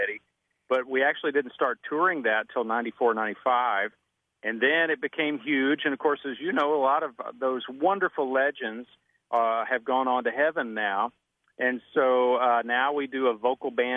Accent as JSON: {"language": "English", "region": "Kentucky", "country": "United States", "tie": "born or raised there", "said": "I grew up in Kentucky"}